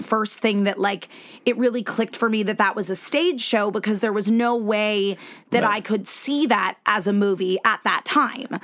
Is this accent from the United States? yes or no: yes; Connecticut, United States; moved away as an adult; also born or lived in Virginia; I was uh, born and raised in Connecticut